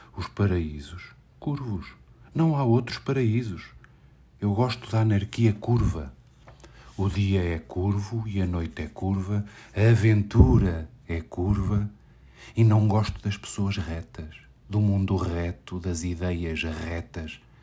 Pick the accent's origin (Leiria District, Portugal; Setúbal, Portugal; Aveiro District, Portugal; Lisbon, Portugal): Lisbon, Portugal; sou de Lisboa